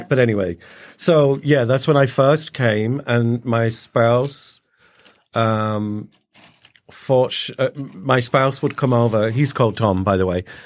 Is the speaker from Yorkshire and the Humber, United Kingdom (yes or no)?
no; Little Lever, North West England, United Kingdom; now in United States; I was born up north near Manchester, a place called Little Lever, which is outside of Bolton